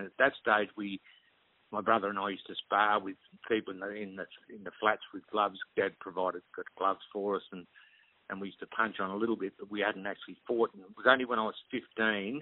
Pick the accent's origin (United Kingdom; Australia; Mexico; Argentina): Australia; Melbourne, Victoria; also born or lived in Hamilton, Victoria / Williamstown, Victoria; we moved from Hamilton to Glenburbie, which is Essendon, right next to Essendon